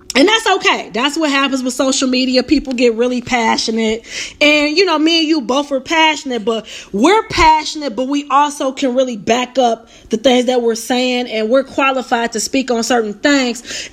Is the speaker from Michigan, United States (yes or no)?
yes; Pontiac, Michigan, United States; We grew up together in Pontiac